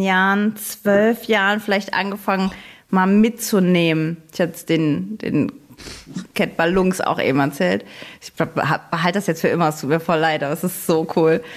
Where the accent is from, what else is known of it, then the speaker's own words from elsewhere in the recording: Saarbrücken, Saarland, Germany; ich komme ja aus Saarbrücken, aus dem Saarland